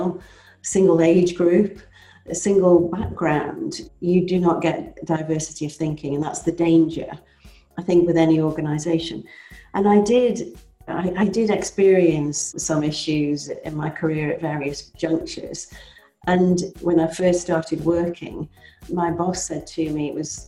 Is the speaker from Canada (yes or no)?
no; Cheshire, North West England, United Kingdom; moved away; I grew up in Cheshire. I grew up in the countryside, actually.